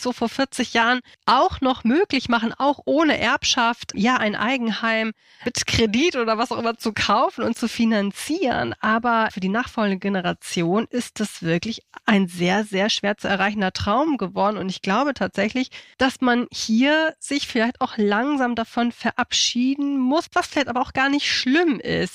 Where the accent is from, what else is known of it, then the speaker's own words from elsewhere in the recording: Hamburg, Germany; moved away as an adult; now in Schleswig-Holstein, Germany; ich komme aus Hamburg.